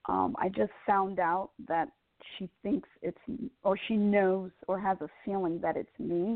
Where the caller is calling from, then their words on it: Georgia, United States; From Georgia.